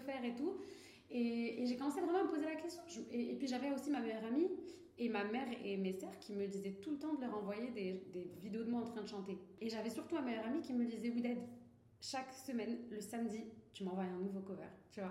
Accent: Morocco; moved away as an adult; also born or lived in Toulouse, France; now in France; j'ai grandi au Maroc

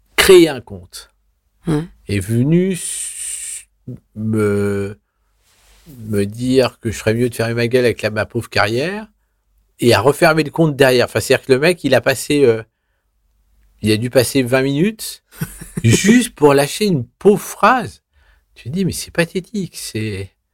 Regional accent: Vichy, Auvergne-Rhône-Alpes, France; je suis né à Vichy dans l'Allier

